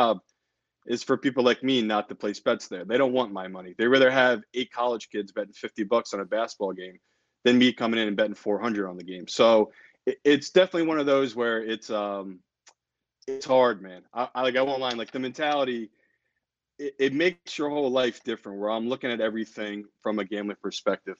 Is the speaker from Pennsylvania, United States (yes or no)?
yes; Philadelphia, Pennsylvania, United States; moved away; my hometown team, the Flyers